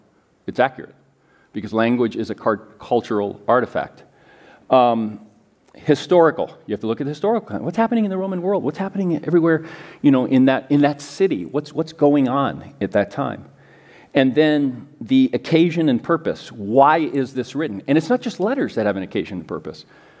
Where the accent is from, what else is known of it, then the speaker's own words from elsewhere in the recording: United States; And a lot of things we miss because we are very American.